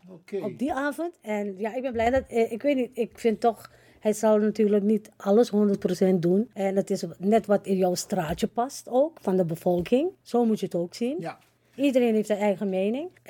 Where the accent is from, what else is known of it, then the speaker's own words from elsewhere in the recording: Netherlands; Het gaat om Nederlanders. Wij zijn Nederlanders.